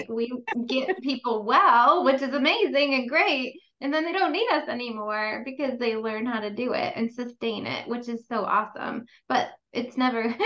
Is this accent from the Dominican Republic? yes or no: no; New York, United States; I'm from New York